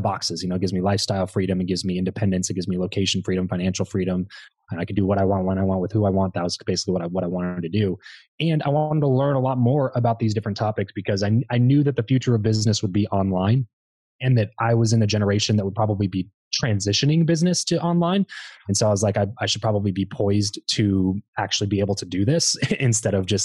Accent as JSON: {"language": "English", "town": "Lancaster", "region": "California", "country": "United States", "tie": "born or raised there", "moved": "yes", "said": "I grew up in Southern California, a little town called Lancaster that nobody really knows about"}